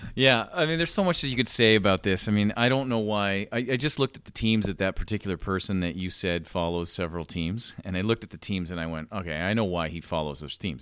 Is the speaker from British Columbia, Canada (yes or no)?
no; Toronto, Ontario, Canada; you and I both are from Toronto, from the Toronto area